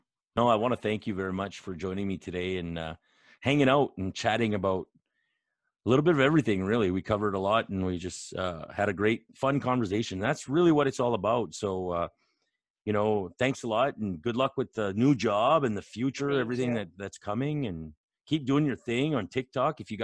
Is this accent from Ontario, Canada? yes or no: no; New Brunswick, Canada; born or raised there